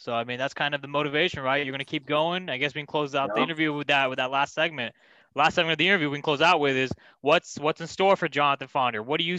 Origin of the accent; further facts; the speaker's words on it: Bay Area, California, United States; I'm actually from the Bay Area. I'm not from